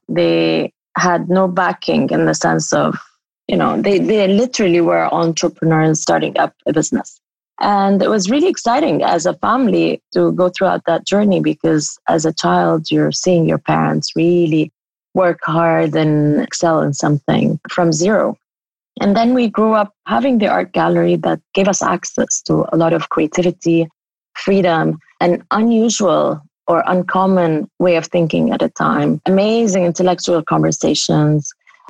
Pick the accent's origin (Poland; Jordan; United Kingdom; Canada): Jordan; Amman, Amman Governorate; also born or lived in Syria; So I was born in Syria. And then once they declared democracy, we moved back to Amman, Jordan, and my dad opened this think tank.